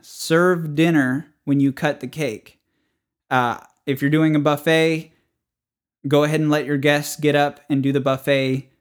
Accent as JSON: {"language": "English", "region": "the North", "country": "United States", "tie": "born or raised there", "moved": "yes", "said": "I was raised in the North"}